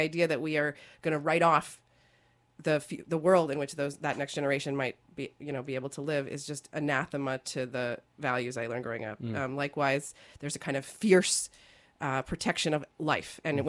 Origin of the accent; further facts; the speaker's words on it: Baltimore, Maryland, United States; No, I grew up in Jewish communities in Baltimore, and I remember thinking, you know, this is pretty radical stuff.